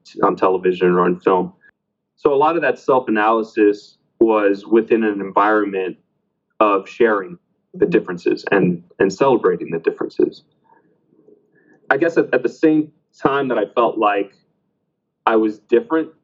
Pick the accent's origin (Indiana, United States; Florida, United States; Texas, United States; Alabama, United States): Florida, United States; Miami; I was born in Miami, you know, Miami was predominantly Cuban, especially the area of Miami that I lived